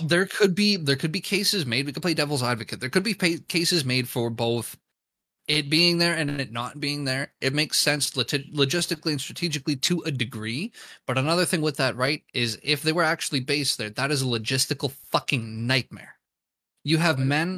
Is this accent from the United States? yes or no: no; Canada; I'm Canadian